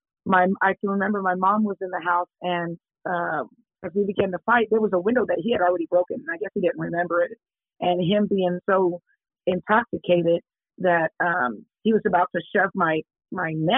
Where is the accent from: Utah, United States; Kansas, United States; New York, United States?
Kansas, United States; Kansas City; I was born and raised in Kansas City, Kansas. It's a place where it's called Argentine